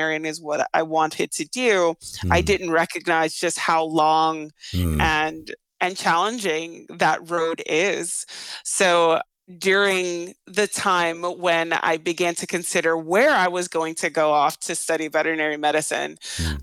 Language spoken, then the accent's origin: English; New York City, New York, United States; moved away; I grew up in Brownsville, Brooklyn, when Brownsville, Brooklyn was the murder capital of the United States.